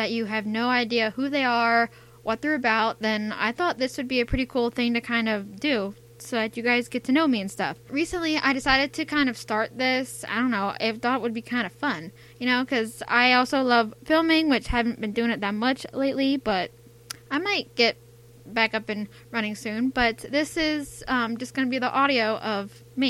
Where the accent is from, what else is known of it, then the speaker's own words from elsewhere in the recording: United States; accent: American; I'm from America. I think you can tell by my accent that I'm American.